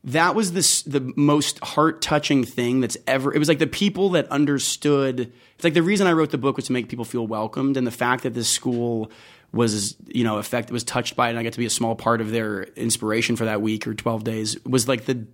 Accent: Las Vegas, Nevada, United States; moved away; also born or lived in New York; I'm from Las Vegas, born and raised

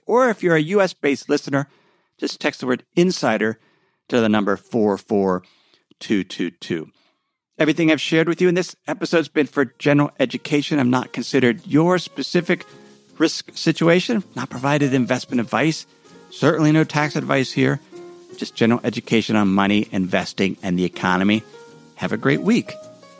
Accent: Cincinnati, Ohio, United States; my hometown of Cincinnati

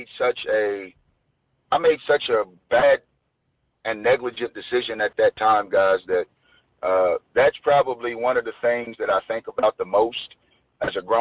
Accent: Southern Indiana, United States; I was a kid from Southern Indiana.

